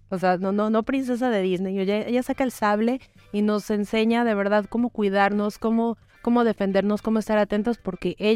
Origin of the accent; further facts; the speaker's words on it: Venezuela; moved away as an adult; now in Mexico; No, yo soy venezolana. Yo soy la venezolana más mexicana que hay.